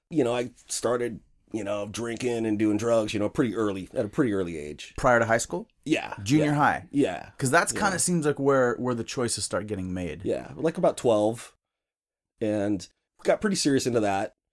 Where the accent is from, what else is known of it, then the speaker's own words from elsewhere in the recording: Washington, United States; also born or lived in Spokane / Centralia / Redmond / Seattle; I was born in Spokane. Okay, moved to Centralia, Washington. Okay, moved to Redmond, moved to Seattle.